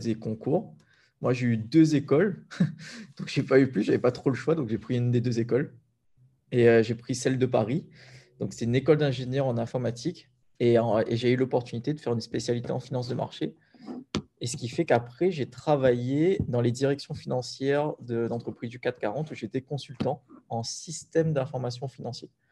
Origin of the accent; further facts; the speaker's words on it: Sainte-Anne, Réunion; moi j'ai grandi principalement à Sainte-Anne